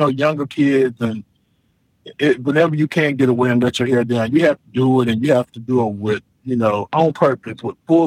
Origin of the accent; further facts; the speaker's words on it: Charlotte, North Carolina, United States; I'm from Charlotte, but I'm not a Panthers fan